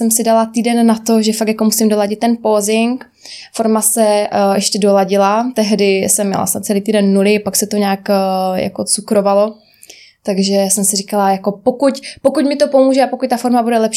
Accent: Rožnov pod Radhoštěm, Zlín Region, Czechia; also born or lived in Prague; je mi 27 roku, pocházím z Rožnova a teď se momentálně nacházím v Praze

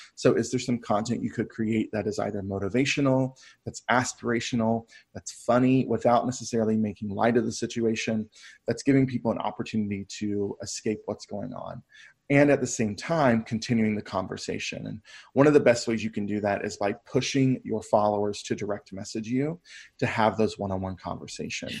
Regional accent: Brevard, North Carolina, United States; my hometown of Brevard

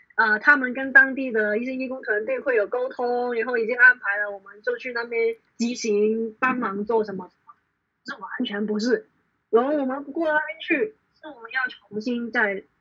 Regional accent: Hong Kong; 基本上我从小到大都是在香港生活

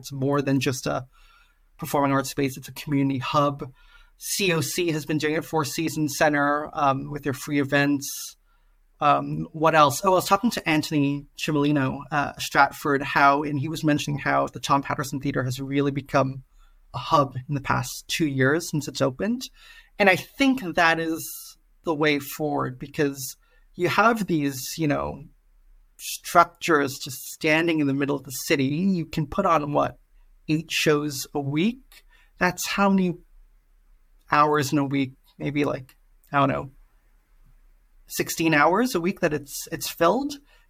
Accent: Singapore; I'm originally from Singapore

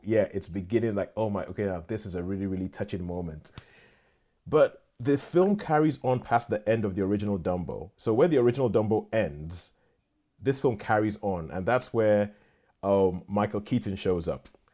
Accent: Nigeria; moved away; I grew up in Nigeria

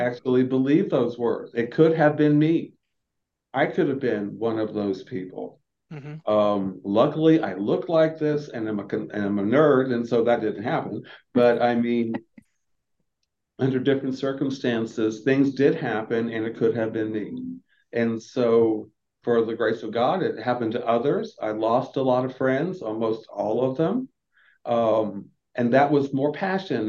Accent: Florida, United States; now in Atlanta, United States; I'm from the southeast. I'm from Florida

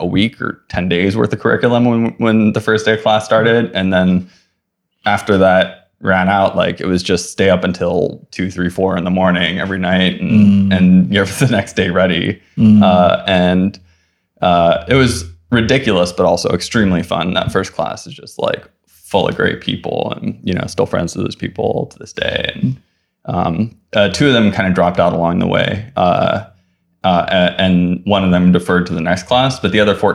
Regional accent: Oahu, Hawaii, United States; moved away as an adult; also born or lived in Kauai, Hawaii / Los Angeles / San Francisco Bay Area; I grew up in Hawaii. I was born on Kauai and I lived there until I was 8. And then I moved to Oahu. I mostly lived on Oahu until I went to college

